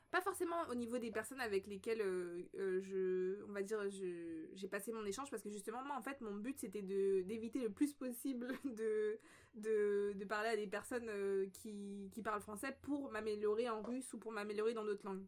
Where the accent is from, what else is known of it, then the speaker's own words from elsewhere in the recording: Paris, Île-de-France, France; on est nés en France. Du coup, euh, bah, toute notre vie, on l'a vécu en France, plus précisément bah, la, plupart de notre vie, en fait, à, Paris, dans le 19e arrondissement.